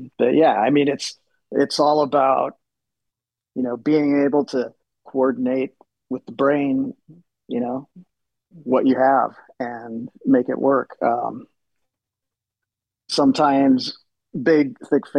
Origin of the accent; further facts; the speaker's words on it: Seattle, Washington, United States; I was growing up in Seattle at that time